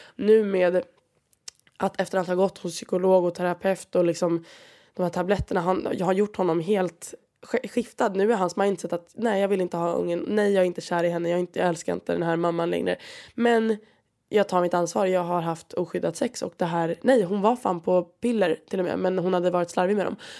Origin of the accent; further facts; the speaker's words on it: Sweden; moved away as an adult; now in Valencia, Spain; jag är från Sverige